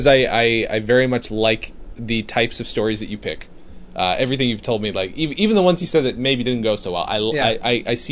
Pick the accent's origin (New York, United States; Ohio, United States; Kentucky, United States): New York, United States; Upstate; Upstate New York.